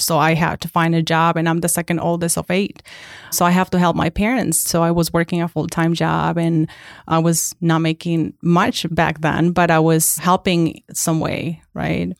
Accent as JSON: {"language": "English", "country": "Mexico", "tie": "born or raised there", "second_language": "English", "moved": "as an adult", "lives_now": "United States", "said": "I was born and raised in Mexico until the age of eighteen"}